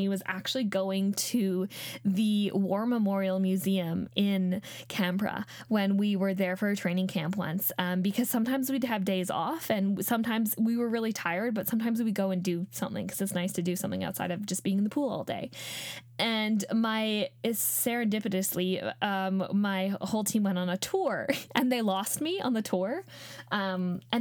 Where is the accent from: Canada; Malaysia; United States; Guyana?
Canada; I grew up in Australia, sorry, in Canada